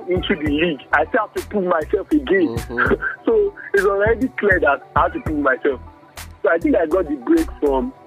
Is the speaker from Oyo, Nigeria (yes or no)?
no; Kwara, Nigeria; moved away as an adult; also born or lived in Lagos; Rookie from Kwara